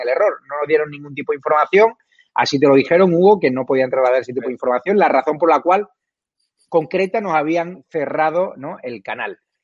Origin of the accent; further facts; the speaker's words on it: Spain; Nosotros tenemos el derecho como españoles